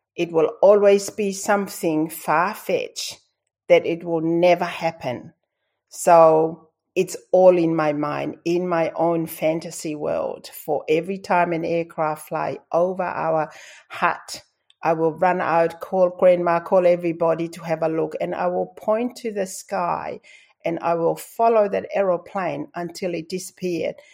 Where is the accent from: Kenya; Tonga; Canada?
Tonga; first language Tongan; English is a second language; moved away as an adult; now in Australia; growing up in Tonga, it's tough.